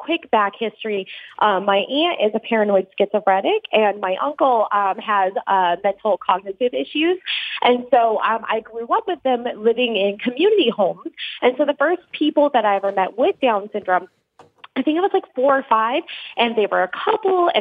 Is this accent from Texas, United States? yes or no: no; Fort Collins, Colorado, United States; I was from the Fort Collins area